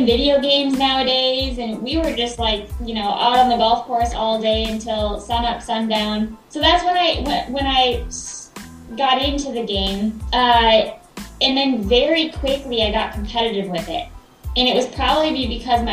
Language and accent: English; Forest Lake, Minnesota, United States; moved away as an adult; also born or lived in Colorado; I'm born and raised in Forest Lake, Minnesota.